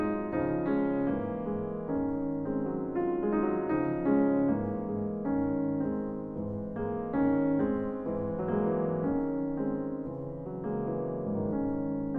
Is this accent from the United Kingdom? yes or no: yes; Lancashire, North West England, United Kingdom; we're both from Lancashire